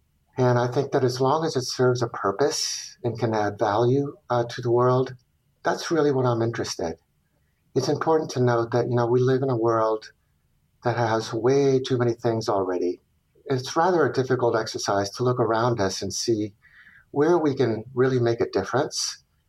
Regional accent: Chile; also born or lived in Venezuela; I was born in Venezuela, but I was immediately plucked away with the family to also go live in Chile for my first 7 years following my father's job.

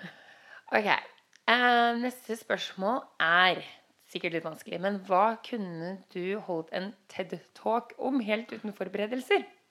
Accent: Oslo, Norway; jeg vokste opp i Grünerløkka midt i sulamitten

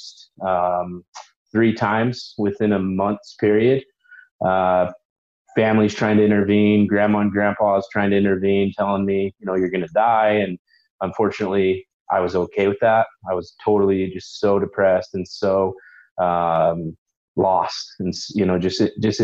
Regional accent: Utah, United States; Utah. So born and raised in Utah. I went to Granger High

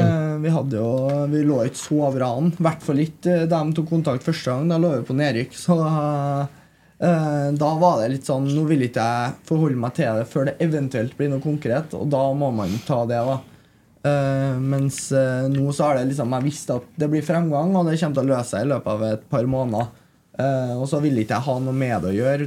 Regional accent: Trondheim, Trøndelag, Norway; jeg er oppvokst på Nydavoll, så jeg er rett eh, borti her.

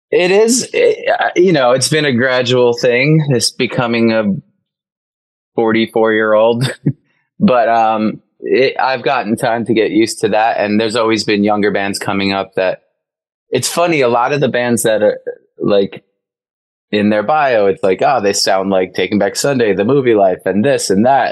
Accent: Long Island, New York, United States; I grew up in on Long Island. In Long Island, on Long Island, we say

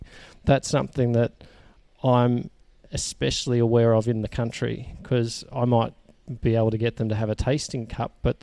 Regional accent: Sydney, New South Wales, Australia; moved away as an adult; also born or lived in Melbourne; now in Orange, Australia; I grew up in Sydney, and I've had a number of years in Melbourne

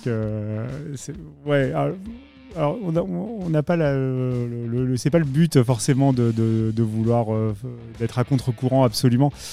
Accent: Paris, Île-de-France, France; Je suis parisien

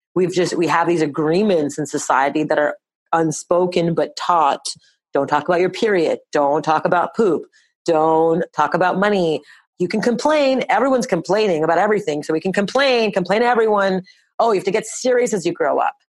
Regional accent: Montreal, Quebec, Canada; we were born and raised in Montreal, Canada

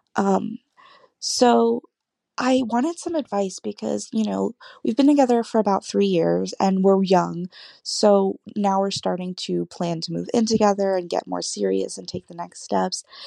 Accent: California, United States; I'm twenty-one, I'm from California

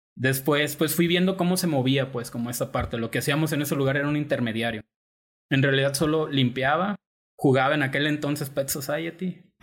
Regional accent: Tepic, Nayarit, Mexico; yo soy de aquí de Tepic

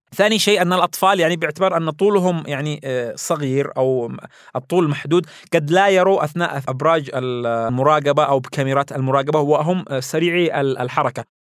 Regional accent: Yemen; ونحن يمنيين

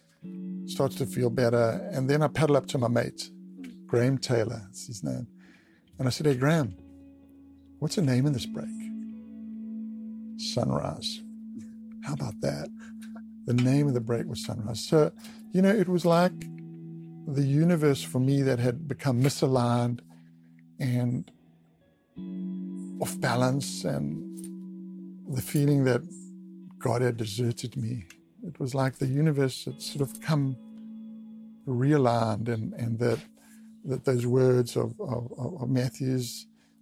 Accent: Durban, KwaZulu-Natal, South Africa; just north of Durban, where I grew up on the East Coast

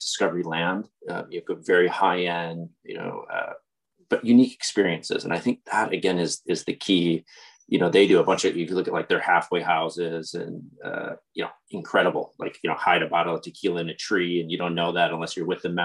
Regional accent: Madison, Wisconsin, United States; moved away as an adult; also born or lived in Mississippi / China; I grew up in Wisconsin, Madison, which is a college town

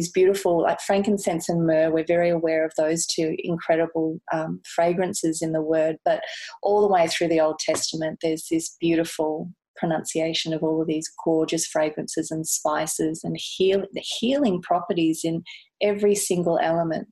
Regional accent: Gold Coast, Queensland, Australia; also born or lived in Kensington, Sydney; now in Sydney, Australia; I'm originally from the Gold Coast in Queensland. So, but I've been down here for over 23 years.

